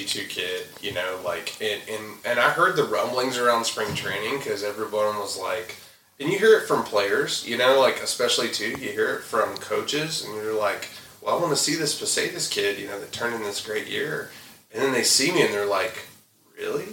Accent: the South, United States; I grew up in the South

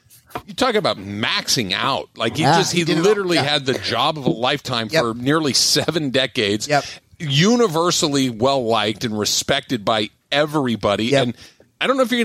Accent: Los Angeles, California, United States; growing up in Los Angeles and being a Dodger fan

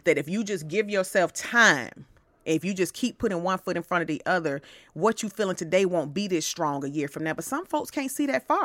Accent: Atlanta, Georgia, United States; I'm from Atlanta

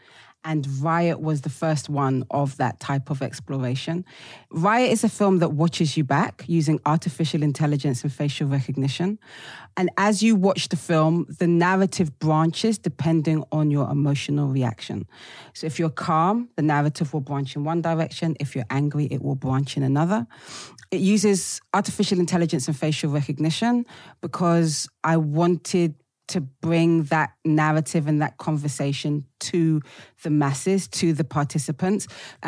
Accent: United Kingdom; Even though I'm like a British black chick, the kind of global black experience, what happens in America, really resonates with us black British people.

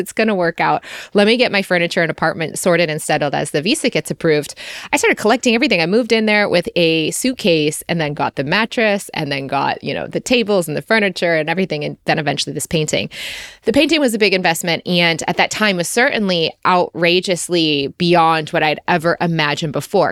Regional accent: United States; moved away as an adult; also born or lived in Australia; my tourist visa as an American

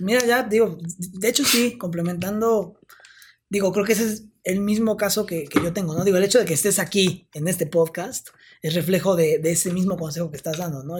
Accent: Oaxaca, Mexico; moved away; yo me tuve que regresar a Oaxaca, yo pues soy de Oaxaca.

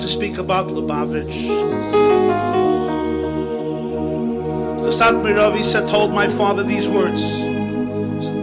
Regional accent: New York City, New York, United States; I grew up in the Crown Heights section of Brooklyn

